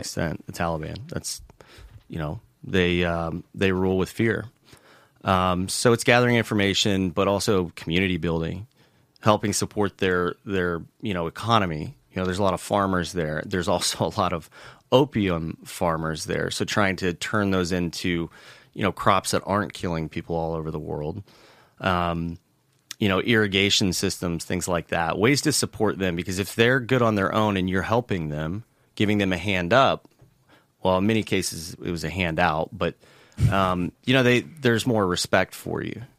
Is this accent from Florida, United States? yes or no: yes; Tampa, Florida, United States; moved away as an adult; also born or lived in New York; now in Salt Lake City, United States; I grew up in Tampa, Florida originally, um, left for the Marine Corps right out of high school